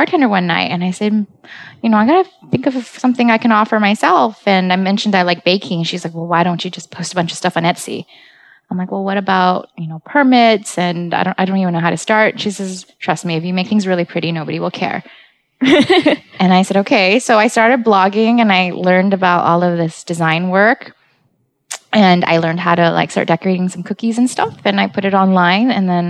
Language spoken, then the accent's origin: English; San Francisco, California, United States; I came from San Francisco and we don't play there.